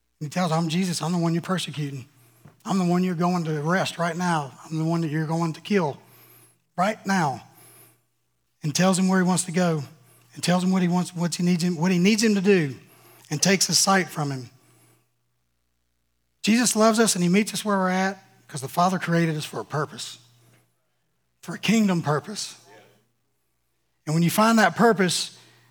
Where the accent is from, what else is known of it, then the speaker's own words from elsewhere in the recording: Louisiana, United States; I'm from Louisiana.